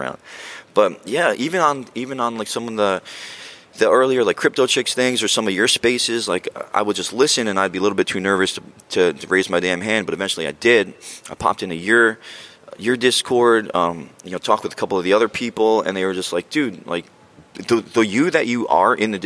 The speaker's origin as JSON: {"language": "English", "region": "New Jersey", "country": "United States", "tie": "born or raised there", "said": "I grew up in Jersey, not far from here"}